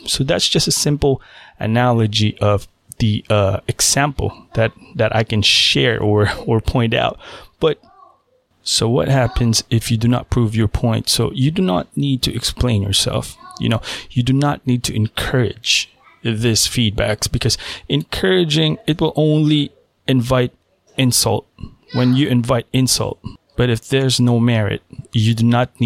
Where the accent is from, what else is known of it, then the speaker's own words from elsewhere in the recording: Philippines; now in United States; I was born in the Philippines. I spent half of my life living in the Philippines